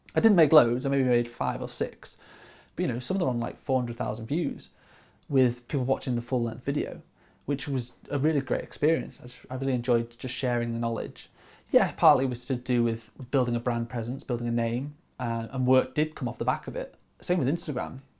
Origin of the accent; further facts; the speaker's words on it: Grimsby, Yorkshire and the Humber, United Kingdom; moved away as an adult; also born or lived in Stoke-on-Trent; now in Manchester, United Kingdom; I grew up in Grimsby on the East Coast